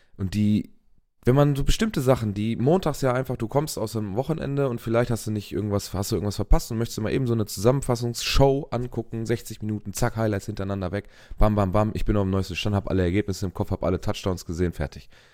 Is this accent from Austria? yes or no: no; Germany; bei uns in Europa oder in Deutschland